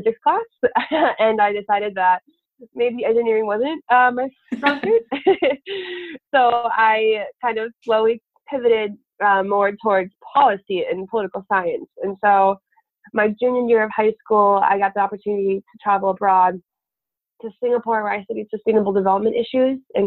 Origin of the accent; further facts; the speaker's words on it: South Dakota, United States; I grew up in South Dakota